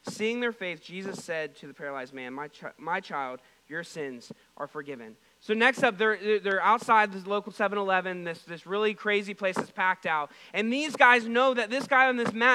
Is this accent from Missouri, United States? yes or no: yes; Missouri, United States; We're from Missouri